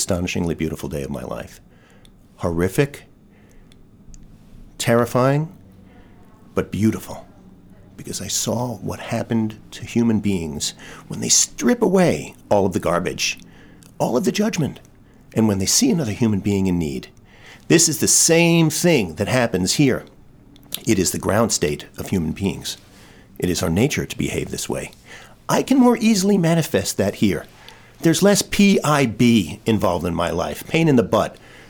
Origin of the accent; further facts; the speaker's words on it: New York City, New York, United States; moved away as an adult; I am from Brooklyn, New York. I went to Brooklyn Friends School